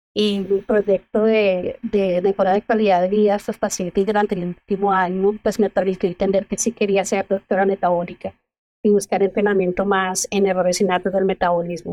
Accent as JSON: {"language": "Spanish", "town": "Zipaquirá", "region": "Cundinamarca", "country": "Colombia", "also_born_or_lived": "Bogotá", "moved": "as an adult", "lives_now": "Texas, United States", "said": "yo soy colombiana, soy del pueblo que se llama Zipaquirá, es muy cerca de Bogotá."}